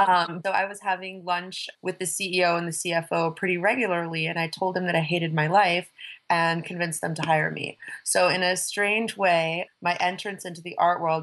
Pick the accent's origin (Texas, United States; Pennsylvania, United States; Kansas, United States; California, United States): California, United States; Palos Verdes; moved away; also born or lived in Los Angeles, United States; I grew up in Palos Verdes, which is a very sleepy place by the beach. But interestingly enough, I've always associated Palos Verdes with being a very kind of conservative place.